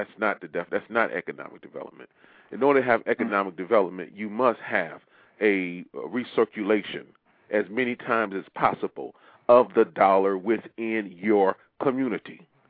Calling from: Maryland, United States; Yeah, I'm calling from Maryland.

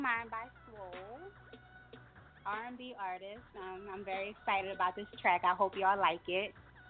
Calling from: Philadelphia, Pennsylvania, United States; Hey, I'm calling from Philly.

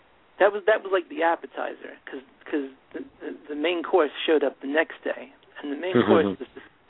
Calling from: West Islip, New York, United States; I'm calling from West Islip on Long Island in New York.

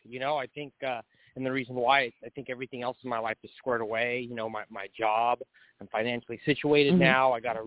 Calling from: California, United States; I'm calling from California.

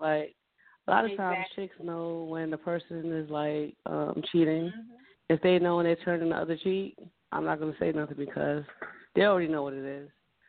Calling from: Carteret, New Jersey, United States; I'm calling from Carteret, New Jersey.

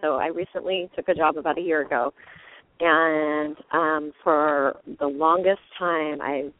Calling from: Santa Cruz, California, United States; I'm from Santa Cruz.

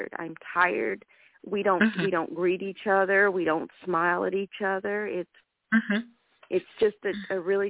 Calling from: Charlotte, North Carolina, United States

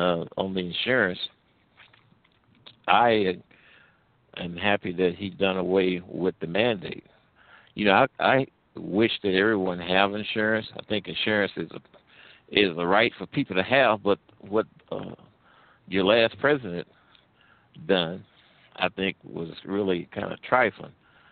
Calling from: St. Louis, Missouri, United States; I'm calling from the Midwest, actually around the St. Louis area.

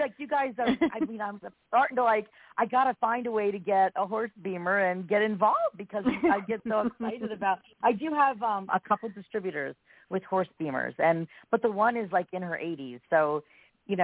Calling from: Pennsylvania, United States; I am from Pennsylvania.

